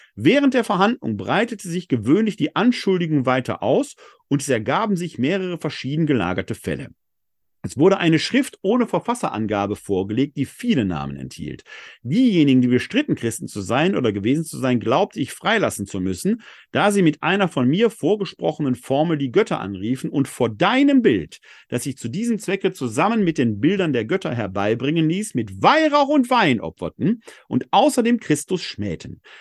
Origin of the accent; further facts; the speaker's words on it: Essen, North Rhine-Westphalia, Germany; Ich bin in Essen geboren und nicht in München. Das macht was mit meinem Leben. Es bestimmt meinen Dialekt.